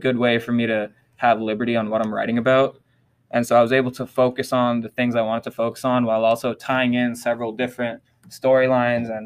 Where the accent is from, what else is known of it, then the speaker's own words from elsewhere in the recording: United States; also born or lived in Philippines; I was born in the Philippines, but I grew up here in America